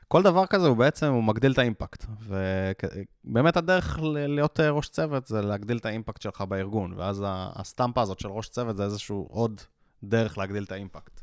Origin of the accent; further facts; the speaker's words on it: Israel; אנחנו ישראלים